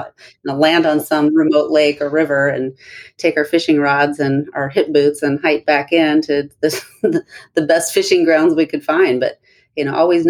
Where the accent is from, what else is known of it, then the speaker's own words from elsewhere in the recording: Anchorage, Alaska, United States; now in Bellingham, United States; I'm from Anchorage, Alaska